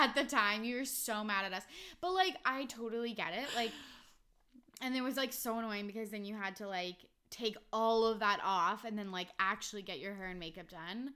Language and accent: English; Vancouver, British Columbia, Canada; where are you from? I'm like, oh, Vancouver.